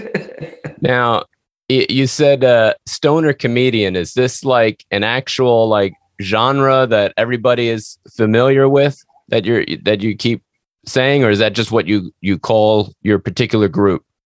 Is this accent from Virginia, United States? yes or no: no; New York City, New York, United States; moved away as an adult; now in Tennessee, United States; I'm from New York City too